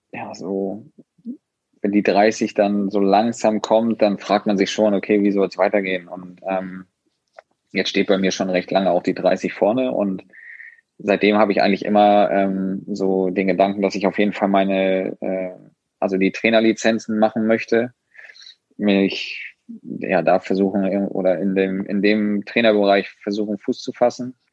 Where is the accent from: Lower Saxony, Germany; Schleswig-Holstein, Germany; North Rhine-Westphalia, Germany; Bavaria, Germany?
Schleswig-Holstein, Germany; ich als Schleswig-Holsteiner und generell wir sind aus dem Norden